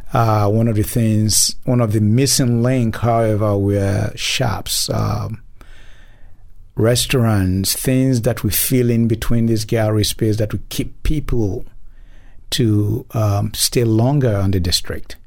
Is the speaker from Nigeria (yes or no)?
yes; Nigeria; moved away as an adult; now in Memphis, United States; originally, I'm from Nigeria, mm. and moved down here some thirty some years ago